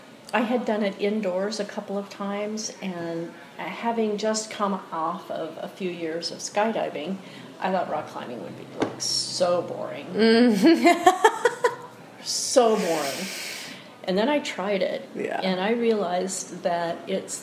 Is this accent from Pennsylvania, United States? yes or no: no; Southern California, United States; also born or lived in Oregon / Costa Rica; now in Eugene, United States; I was born in Oregon, but my parents divorced when I was very young. And when I was 10, I moved to Southern California to live with my mom and my stepdad.